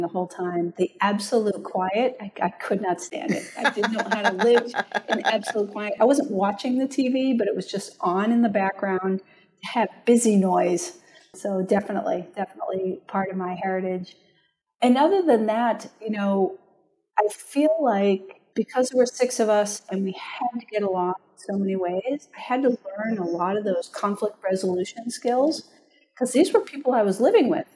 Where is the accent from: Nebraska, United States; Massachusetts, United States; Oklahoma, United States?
Massachusetts, United States; Franklin; also born or lived in Cambridge, Massachusetts; now in Berkeley, United States; originally I'm from Massachusetts, grew up there, was born in Cambridge, but lived in a small town called Franklin